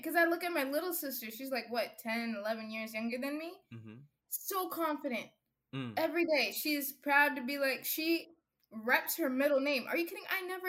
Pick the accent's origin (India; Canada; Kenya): Kenya; now in United States; I'm proud of where I come from. I'm proud of who I am. Yes, I'm Kenyan American. You know, like some people make me feel bad of like, oh, you're African. I'm like, no, I'm happy to be Kenyan.